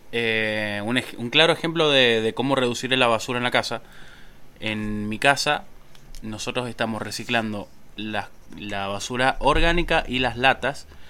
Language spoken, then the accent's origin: Spanish; Mendoza, Argentina; nosotros somos oriundos de Mendoza